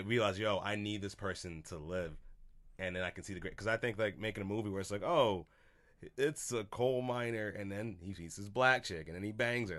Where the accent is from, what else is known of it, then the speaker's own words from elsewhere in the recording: Boston, Massachusetts, United States; I come from Boston